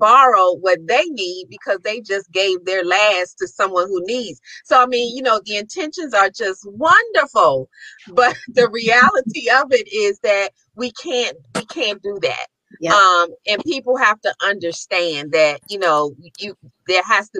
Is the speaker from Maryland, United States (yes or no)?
yes; Maryland, United States; I'm from Maryland